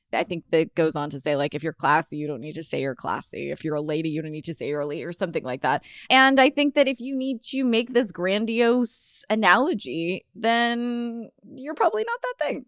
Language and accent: English; Los Angeles, California, United States; I'm from Los Angeles